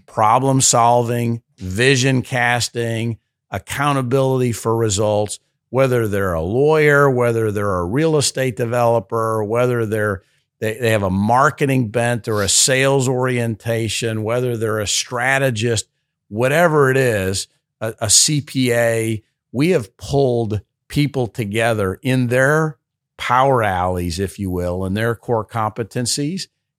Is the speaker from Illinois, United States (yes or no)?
yes; Chicago, Illinois, United States; I wasn't even from this area. I grew up in South Side of Chicago.